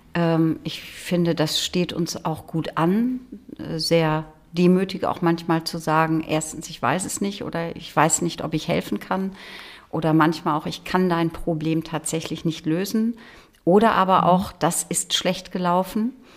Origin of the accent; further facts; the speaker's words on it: Holtland, Lower Saxony, Germany; Ich bin in Holtland im Landkreis Leer aufgewachsen auf einem Hof